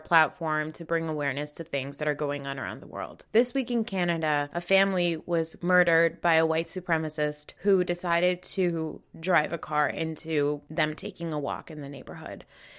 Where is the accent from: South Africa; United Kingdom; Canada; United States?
United States; as a Muslim, as a Pakistani American